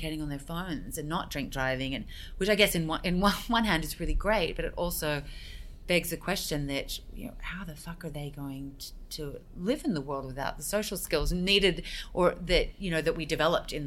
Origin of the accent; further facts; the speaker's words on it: Australia; now in United States; I grew up in Australia